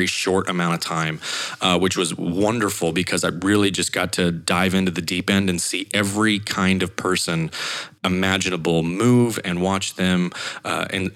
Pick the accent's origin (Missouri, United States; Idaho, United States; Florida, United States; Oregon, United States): Idaho, United States; moved away as an adult; also born or lived in Montana; I had another ESPN affiliate internship back in Idaho in my hometown.